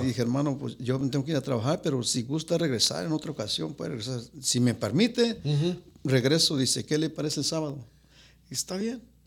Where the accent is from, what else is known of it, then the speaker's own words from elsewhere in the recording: Guadalajara, Jalisco, Mexico; moved away; ahí crecí. Ahí crecí en Guadalajara